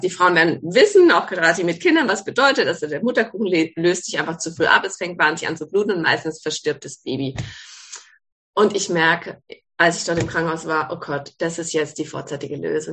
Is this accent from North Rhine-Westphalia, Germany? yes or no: no; Ettlingen, Baden-Württemberg, Germany; now in Calw, Germany; Ich komme ursprünglich aus Ettling, also aus dem Badischen, wohne jetzt in Kalb